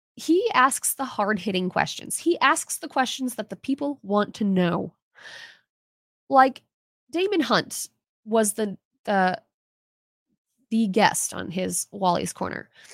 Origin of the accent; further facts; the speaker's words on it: United States; as an American